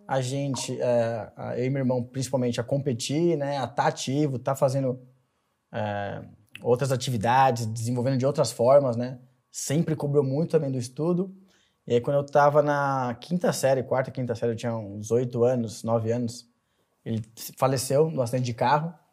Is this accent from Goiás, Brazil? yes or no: no; São Caetano do Sul, São Paulo, Brazil; born there; Bom, eu nasci no ABC Paulista, em São Caetano do Sul.